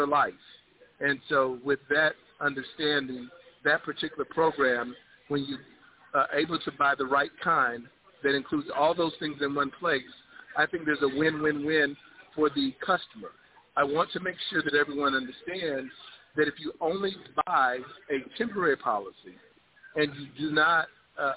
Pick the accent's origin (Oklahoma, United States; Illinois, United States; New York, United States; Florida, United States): Florida, United States; Miami; moved away; also born or lived in South Carolina; I'm originally from Miami, Florida, moved to South Carolina, military service, 25 years of service